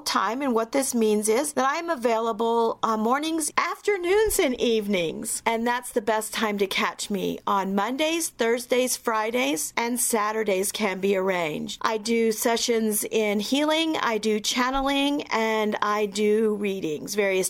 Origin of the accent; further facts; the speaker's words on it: Texas, United States; now in Littleton, United States; I grew up in Texas